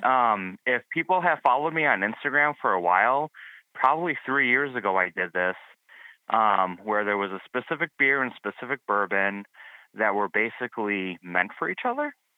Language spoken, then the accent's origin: English; Milwaukee, Wisconsin, United States; I'm from Milwaukee